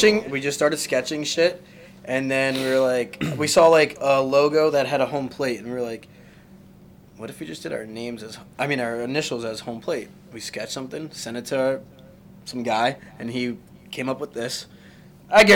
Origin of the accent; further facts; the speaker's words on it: New York City, New York, United States; now in Westchester County, United States; I'm originally from Forest Hills, and now I move up here